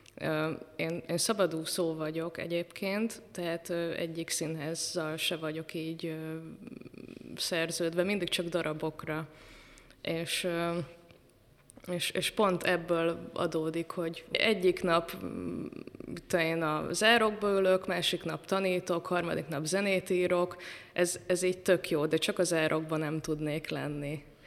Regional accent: Bonyhád, Tolna, Hungary; moved away; also born or lived in Pécs; beírt a zeneiskolába, még Bonyhádon ott születtem

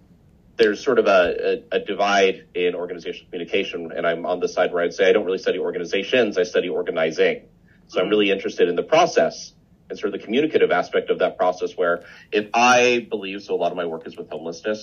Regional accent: Midwest, United States; also born or lived in Indiana / Kansas / Nebraska / Wisconsin; I'm from all over the Midwest, Indiana, Kansas, Indiana, Nebraska, Wisconsin, Missouri for my PhD. So kind of all that with a bit of Colorado in before moving down here.

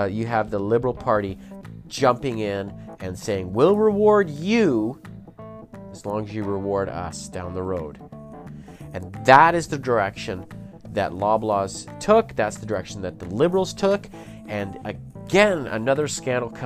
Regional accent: Canada; I am just an average Canadian

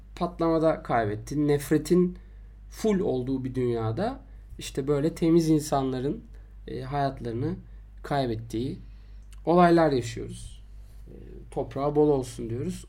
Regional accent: Istanbul, Turkey; ben Şişliliyim.

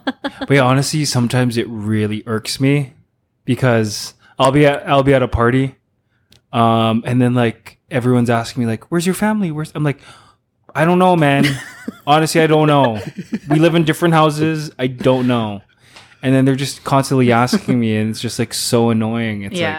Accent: Philippines; but I feel like it's part of our background being Filipino, and also genetic with my family.

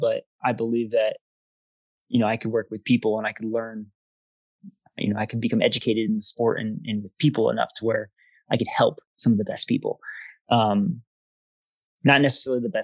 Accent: Denver, North Carolina, United States; I grew up in Denver, North Carolina. It's a suburb of Charlotte

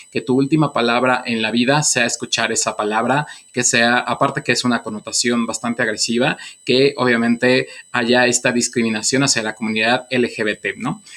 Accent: Mexico; nosotros como mexicanos

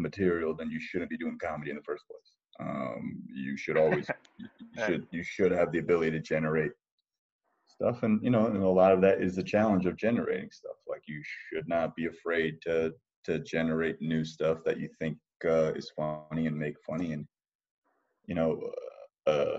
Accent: New Jersey, United States; I was born and raised in New Jersey, but my parents are from Ahmedabad and Vadodara.

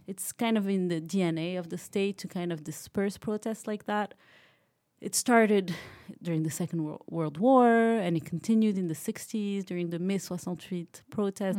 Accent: Morocco; moved away as an adult; also born or lived in United States; now in France; I grew up in Morocco. I went to school in the U S

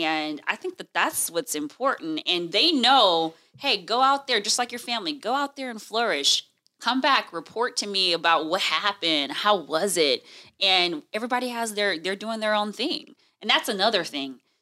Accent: Houston, Texas, United States; moved away as an adult; also born or lived in Washington, D.C. / Illinois; now in Fresno, United States; I'm originally from Houston, Texas

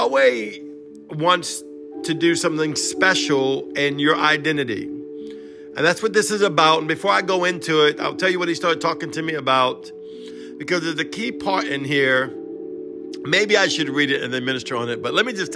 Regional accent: Cajun, Louisiana, United States; I'm Cajun, broken English, half Hebrew

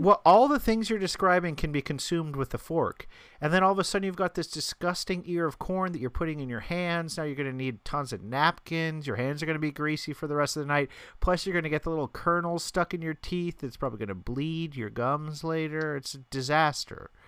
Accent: Albuquerque, New Mexico, United States; now in New York, United States; in Albuquerque, when we were growing up

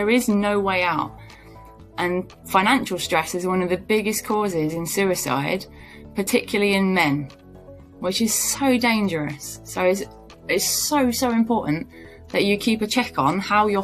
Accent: United Kingdom; I'm pretty British

